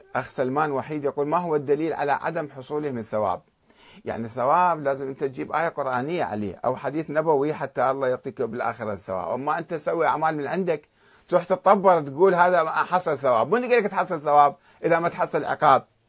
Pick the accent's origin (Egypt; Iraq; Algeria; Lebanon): Iraq; Karbala, Karbala Governorate; أنا ابن كربلاء